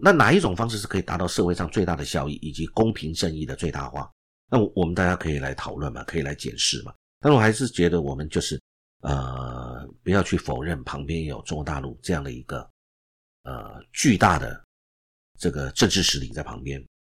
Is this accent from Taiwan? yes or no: yes; Taiwan; 我们本来自己就中华民国